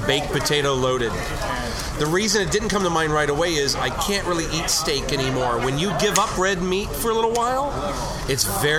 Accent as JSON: {"language": "English", "town": "Riverside", "region": "California", "country": "United States", "tie": "born or raised there", "also_born_or_lived": "Netherlands / Germany / North Carolina", "said": "And then we moved back to California, and then culture shock came when I was 12 years old, and we moved from the L.A. area to North Carolina."}